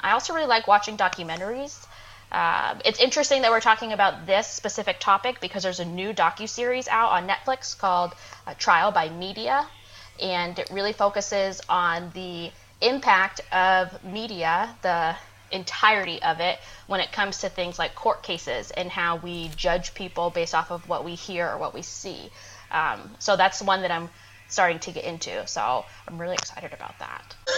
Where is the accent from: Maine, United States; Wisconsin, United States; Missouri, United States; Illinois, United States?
Maine, United States; moved away as an adult; also born or lived in Georgia / Nashville, Tennessee; now in Augusta, Georgia, United States; I'm originally from Maine